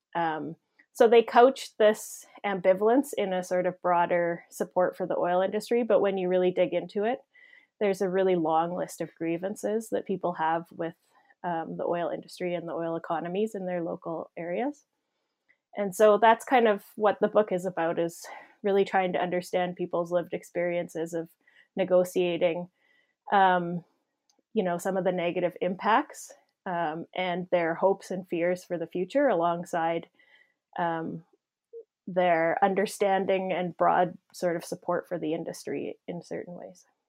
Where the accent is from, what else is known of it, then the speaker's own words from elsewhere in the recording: Saskatchewan, Canada; also born or lived in Ontario; I grew up in Saskatchewan, but I had done my graduate work in Ontario.